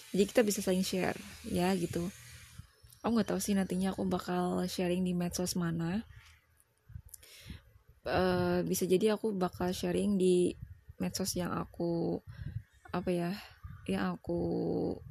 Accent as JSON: {"language": "Indonesian", "town": "Hulu Sungai Tengah", "region": "South Kalimantan", "country": "Indonesia", "said": "aku itu dari Kalimantan Selatan uh, lebih tepatnya di Hulu Sungai Tengah aku nggak terlalu bisa juga sih accent accent bahasa Inggris karena ya tau lah aku kan orang Indonesia banget bahkan aku tuh orang daerah gitu kan orang daerah Banjar"}